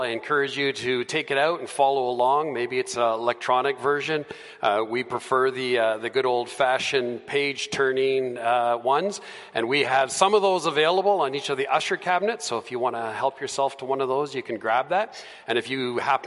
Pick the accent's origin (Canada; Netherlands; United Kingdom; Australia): Canada; Edmonton, Alberta; also born or lived in Calgary; I was born and raised here in Edmonton, so that's my hometown